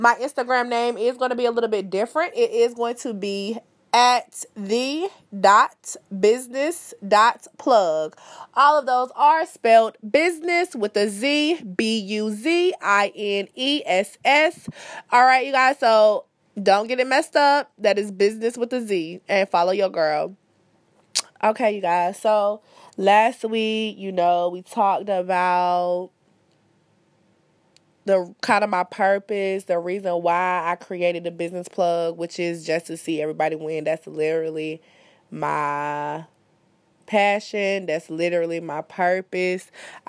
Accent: Fayetteville, North Carolina, United States; born there; I think that I was born in Fayetteville. Fayetteville is about 3 hours away from where I currently reside, the New Bern area

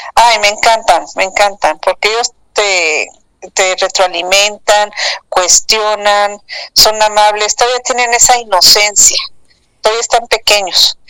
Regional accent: Mexico City, Mexico; moved away as an adult; now in Cancún, Mexico; yo nací en el Distrito Federal y soy hija de madre española

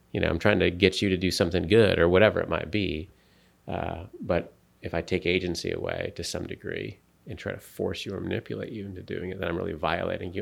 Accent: United States; I'm an American

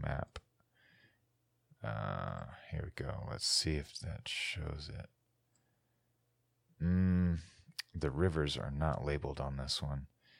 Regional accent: Houston, Texas, United States; growing up in Texas, in Houston, we were told that there was only, I think, 5 native groups in Texas

